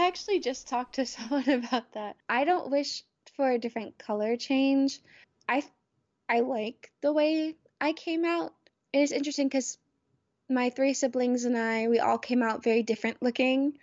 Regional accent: the South, United States; moved away as an adult; my experiences growing up in the South

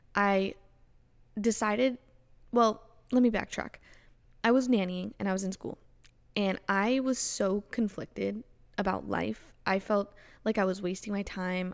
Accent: Florida, United States; also born or lived in Canada; grew up in Florida, so I just had, you know, constant sunshine

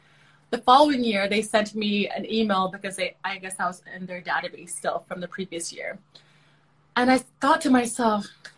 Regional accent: South Sudan; now in Canada; I am originally from South Sudan. So my heritage is South Sudanese, but I'm a Canadian citizen. I'm a Canadian. I've been living in Canada for over 20 years now.

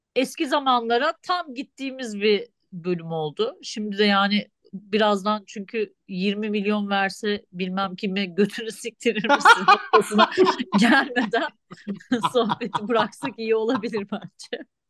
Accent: Turkey; moved away; ben Türk'üm

